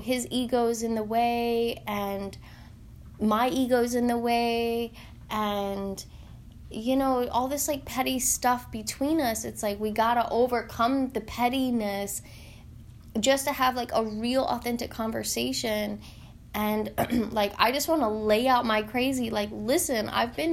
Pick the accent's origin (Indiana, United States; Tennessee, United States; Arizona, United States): Tennessee, United States; I'm from Tennessee